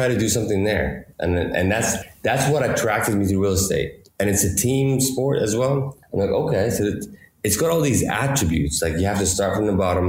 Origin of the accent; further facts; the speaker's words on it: Qatar; moved away as an adult; also born or lived in Madison, Wisconsin / Georgia; I grew up here in Qatar